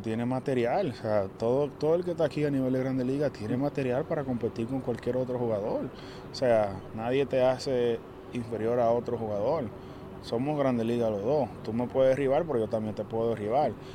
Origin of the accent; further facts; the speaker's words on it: Dominican Republic; como dominicano